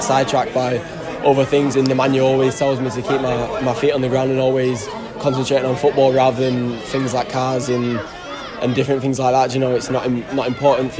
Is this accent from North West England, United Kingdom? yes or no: yes; Lancaster, North West England, United Kingdom; now I'm from Lancaster